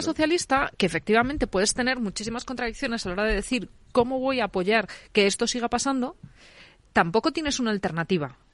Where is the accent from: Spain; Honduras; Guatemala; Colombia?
Spain; León, Castile and León; now in Madrid, Spain; yo, que soy leonesa